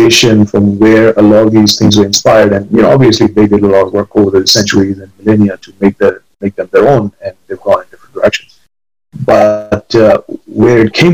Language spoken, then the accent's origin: English; India; moved away; growing up in India and going to school there